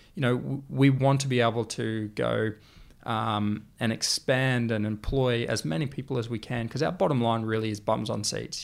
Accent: Australia; the way we communicate as an Australian

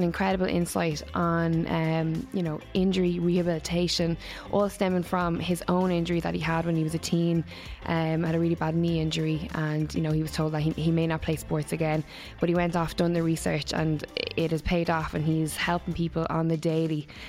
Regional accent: Waterford, Munster, Ireland; moved away; I'm from Waterford originally

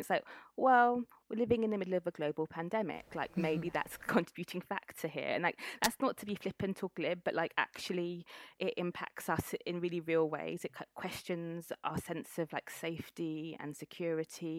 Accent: Cambridge, East of England, United Kingdom; So I grew up in Cambridge, returned to Cambridge for this role.

